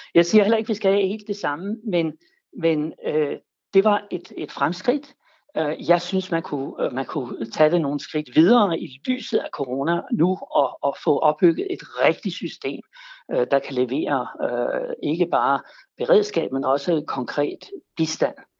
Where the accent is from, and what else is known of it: Denmark